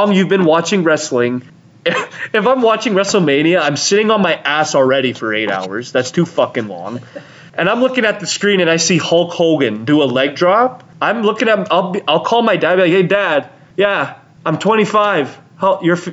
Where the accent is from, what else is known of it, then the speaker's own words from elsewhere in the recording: Canada; We're Canadian.